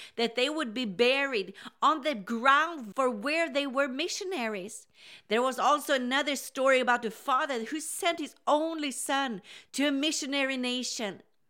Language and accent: English; Sweden; English is a second language; Now, I grew up in Sweden where revival started in the 80s.